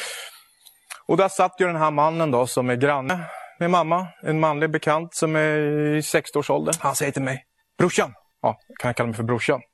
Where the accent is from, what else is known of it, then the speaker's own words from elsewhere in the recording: Syria; now in Sweden; Jag kommer ifrån Syrien, ett land i Mellanöstern